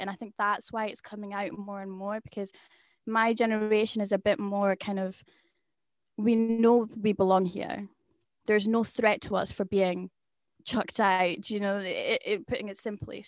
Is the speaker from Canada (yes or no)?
no; Scotland, United Kingdom; I'll say, "I'm from Scotland," or I'll say the area exactly where I live